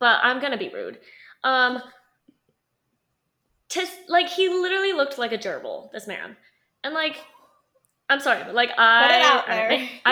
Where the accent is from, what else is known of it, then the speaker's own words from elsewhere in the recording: Utah, United States; We are from Utah.